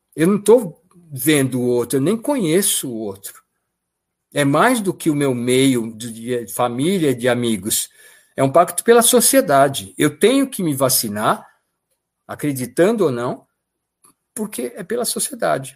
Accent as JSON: {"language": "Portuguese", "region": "São Paulo", "country": "Brazil", "moved": "as an adult", "lives_now": "Sorocaba, Brazil", "said": "eu sou paulistano"}